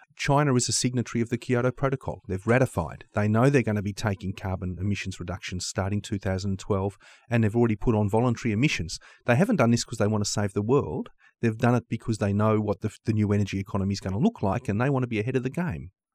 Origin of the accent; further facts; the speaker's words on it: Australia; Australia is my home country